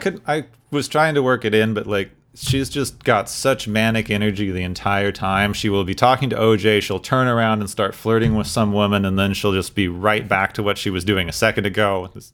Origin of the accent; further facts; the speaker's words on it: Arizona, United States; where I grew up in Arizona